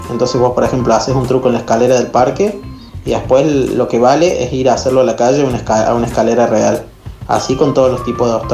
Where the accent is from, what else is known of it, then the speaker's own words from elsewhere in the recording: Argüello, Córdoba, Argentina; Sí, yo también de chico vivía en Arguello